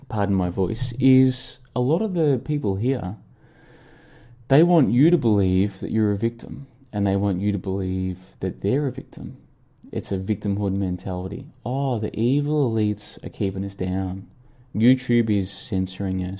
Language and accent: English; Australia; moved away as an adult; now in Vietnam; this Christmas in 11 days' time will be my first ever Christmas in winter because I grew up in Australia.